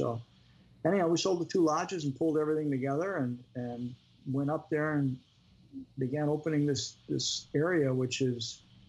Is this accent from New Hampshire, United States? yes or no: no; Chicago, Illinois, United States; moved away as an adult; now in Florida, United States; I grew up in Chicago. I'm from Chicago. and moved down to Florida 27 years ago, but born and raised in Chicago.